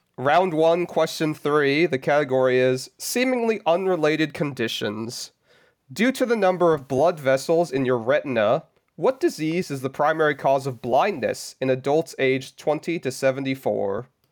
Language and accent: English; Southern California, United States; I come from SoCal